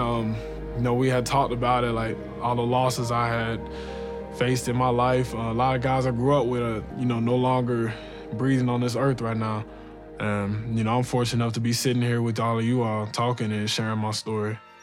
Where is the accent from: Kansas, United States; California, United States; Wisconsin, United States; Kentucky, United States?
Kentucky, United States; Louisville; Born and raised in Louisville, Kentucky